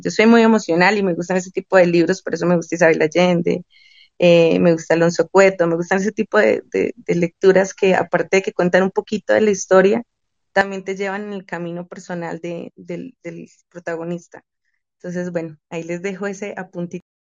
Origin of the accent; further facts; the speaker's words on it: Boyacá, Colombia; la región de donde yo soy, yo soy boyacense, soy colombiana